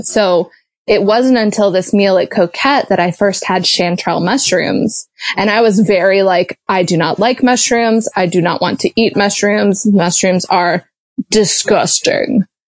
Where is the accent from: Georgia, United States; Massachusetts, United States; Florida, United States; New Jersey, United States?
Georgia, United States; moved away; also born or lived in Chicago; I grew up in Georgia